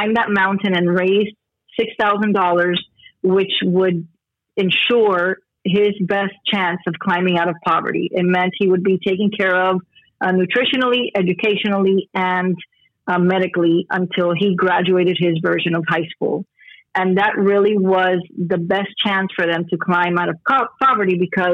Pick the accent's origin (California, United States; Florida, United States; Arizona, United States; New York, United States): Florida, United States; Miami; So I live in Miami, Florida, born and raised in Miami.